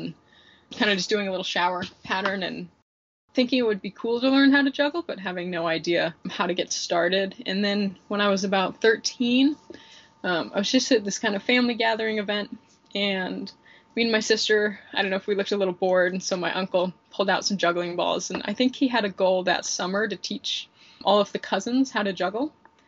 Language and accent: English; Salt Lake City, Utah, United States; I'm from Salt Lake City, Utah. And I've really spent most of my life there.